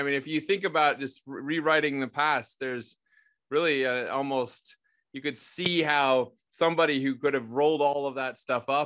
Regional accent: Chicago, Illinois, United States; my hometown, Chicago

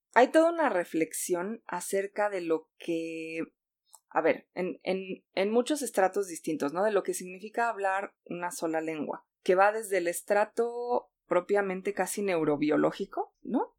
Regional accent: Mexico

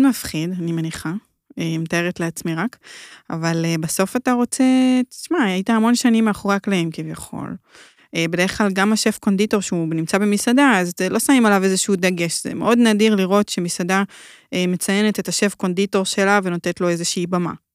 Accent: Hadera, Haifa District, Israel; אני מחדרה

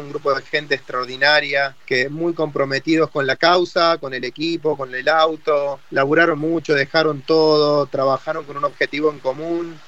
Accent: Argentina

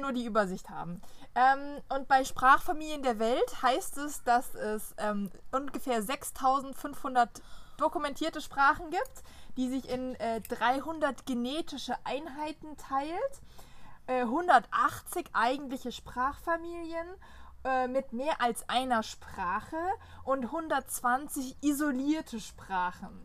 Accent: Germany; first language German; wir als Deutsche

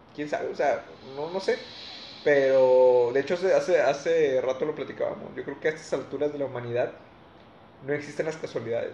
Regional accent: Mexico; nosotros como mexicanos

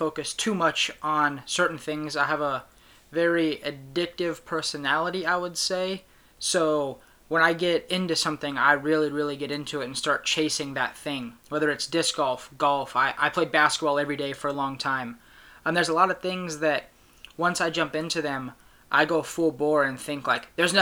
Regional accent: Sacramento, California, United States; I'm from Sacramento, California

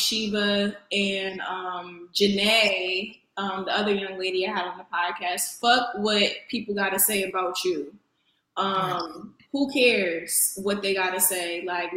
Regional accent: New Haven, Connecticut, United States; moved away; I am a girl from New Haven, Connecticut. I'm very much still from the East Coast

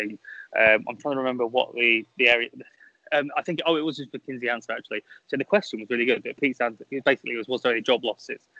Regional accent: United Kingdom; I'm British

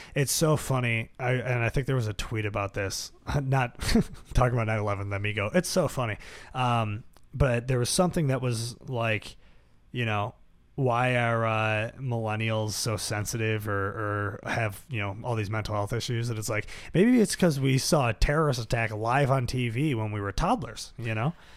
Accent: Buffalo, New York, United States; growing up in South Buffalo

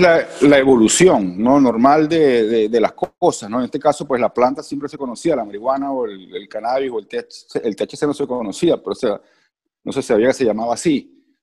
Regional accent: Venezuela; Soy venezolano

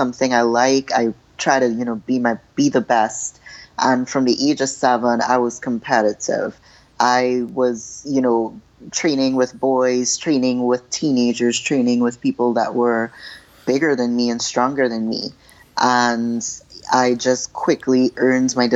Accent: Trinidad & Tobago; As a little girl, I was growing up in Trinidad with a bunch of two little brothers and boy cousins

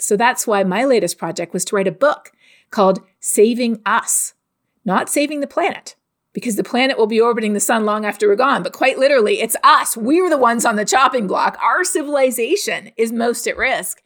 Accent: Canada; also born or lived in United States / West Texas; now in Texas, United States; growing up in Canada

